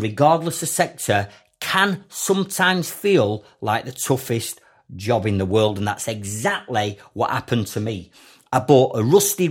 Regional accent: Sheffield, Yorkshire and the Humber, United Kingdom; as a kid growing up in Sheffield.

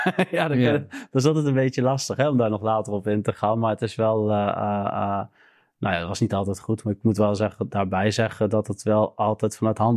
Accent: Arnhem, Gelderland, Netherlands; nou, ik ben hier geboren, ik ben opgegroeid in Arnhem.

